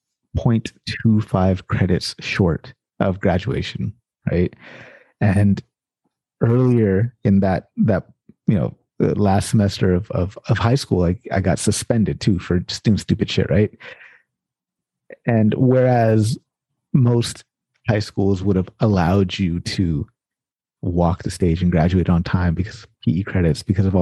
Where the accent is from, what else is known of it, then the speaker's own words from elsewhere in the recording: Sacramento, California, United States; I grew up in Sacramento, South Sacramento, California